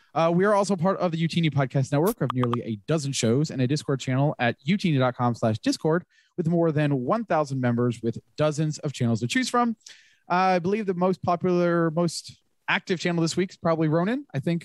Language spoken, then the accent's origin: English; Florida, United States; Growing up in Florida before the time of the Rays